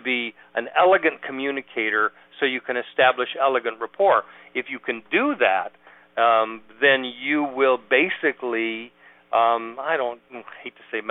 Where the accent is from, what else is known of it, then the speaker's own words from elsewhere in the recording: San Diego, California, United States; moved away as an adult; also born or lived in Reno, Nevada / Sausalito, California; now in Atlanta, United States; I'm from where you are now, San Diego. Was born and raised there